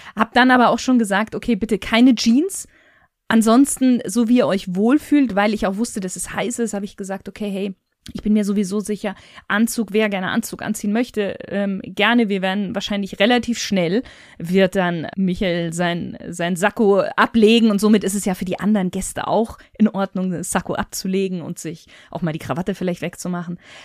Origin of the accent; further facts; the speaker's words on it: Bavaria, Germany; ich bin ja in Bayern groß geworden